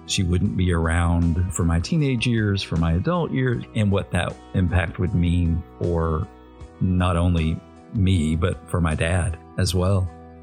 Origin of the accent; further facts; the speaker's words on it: Arkansas, United States; also born or lived in Little Rock, Arkansas; I grew up in an airbase town